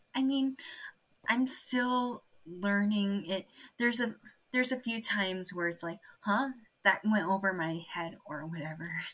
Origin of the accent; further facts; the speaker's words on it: Torrance, California, United States; also born or lived in Guangzhou, China; growing up in Torrance